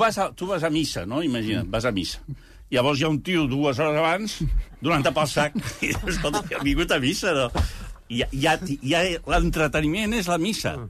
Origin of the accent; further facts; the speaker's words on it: Catalonia, Spain; com a catalans